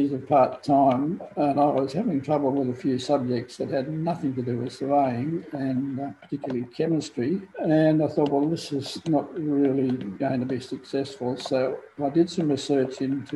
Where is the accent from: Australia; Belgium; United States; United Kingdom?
Australia; Falconbridge, New South Wales; also born or lived in Sydney / Tasmania; now in Queensland, Australia; I was born in Sydney and grew up on the Blue Mountains during the 1950s and 1960s.